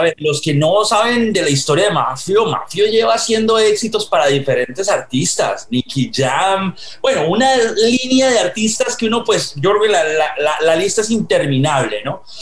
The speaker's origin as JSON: {"language": "Spanish", "country": "Colombia", "moved": "yes", "lives_now": "United States", "said": "yo soy colombiano viviendo en Estados Unidos, pero cuando yo estaba en los noventas en Colombia"}